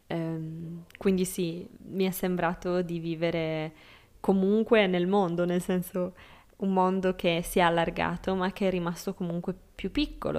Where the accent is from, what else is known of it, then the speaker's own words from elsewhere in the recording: Sardinia, Italy; moved away; il mio paese in Sardegna